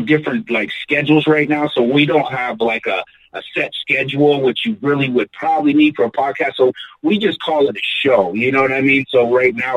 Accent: Erie, Pennsylvania, United States; I'm from Erie, Pennsylvania.

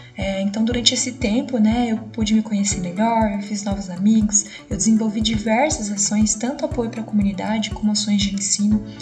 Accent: Ortigueira, Paraná, Brazil; localizada no interior do Paraná, chamada Ortigueira, que foi onde eu nasci e cresci durante todo o período da minha vida

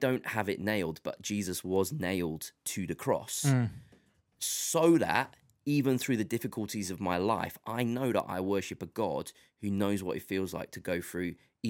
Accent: England, United Kingdom; I tell them I'm from England or the UK

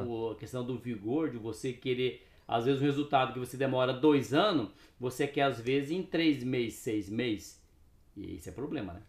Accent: Cascavel, Paraná, Brazil; moved away; also born or lived in Suzano, São Paulo; Eu nasci no Paraná, né? Nasci em Cascavel

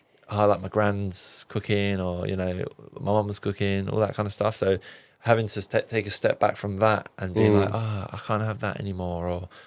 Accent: Cyprus; I'm like Turkish Cypriot, I'm from Cyprus, so like barbecues, all that kind of good stuff.

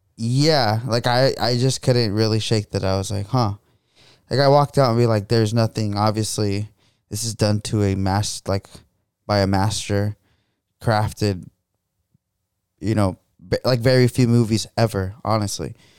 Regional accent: United States; being an American

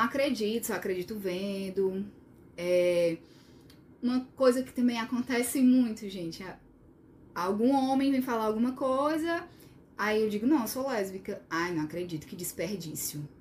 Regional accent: Sobral, Ceará, Brazil; sou de Sobral, né, do interior

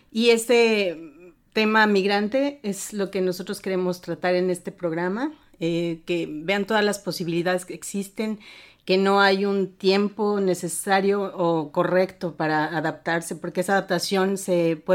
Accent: Puebla, Mexico; moved away as an adult; also born or lived in Mexico City; now in Germany; Soy mexicana, radicada en Alemania desde hace 22 años. Eh, nací en la Ciudad de México y desde pequeña fui una migrante en mi propio país

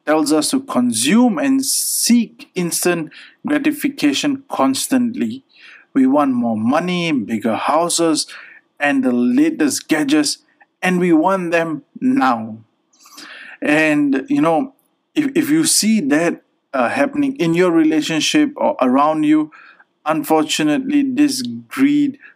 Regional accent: Pakistan; being a Pakistani

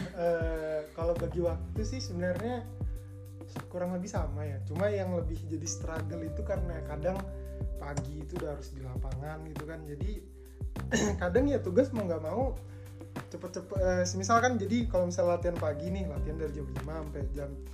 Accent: Samarinda, East Kalimantan, Indonesia; di asal kota asalku di Samarinda

